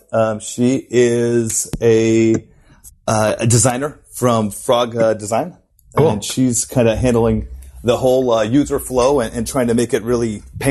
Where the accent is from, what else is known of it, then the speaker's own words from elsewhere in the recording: United States; moved away as an adult; also born or lived in San Francisco, United States / Munich, Germany; now in Sydney, Australia; my background is I'm American, you know, and I lived in San Francisco for 7 years before